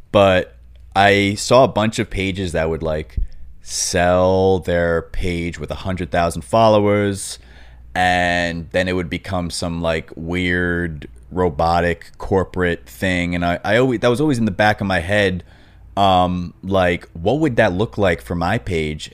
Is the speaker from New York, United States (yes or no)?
yes; Long Island, New York, United States; moved away as an adult; now in Los Angeles, United States; when I was growing up on Long Island